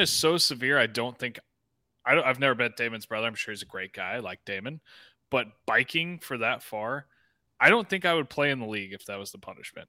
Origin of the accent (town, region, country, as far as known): near Atlanta, Georgia, United States; born or raised there; moved away